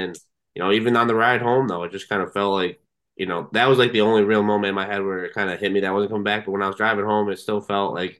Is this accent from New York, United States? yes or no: yes; New York, United States; moved away as an adult; I grew up in New York